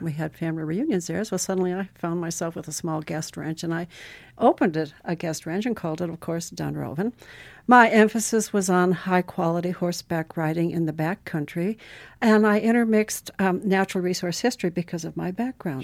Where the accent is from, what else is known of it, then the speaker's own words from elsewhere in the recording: Butte, Montana, United States; moved away; also born or lived in Chile / Alaska; as a child, I grew up in Butte, Montana